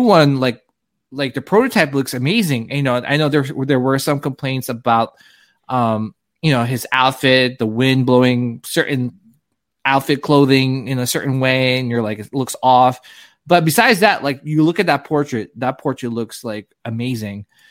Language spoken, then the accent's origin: English; New Jersey, United States; I grew up in New Jersey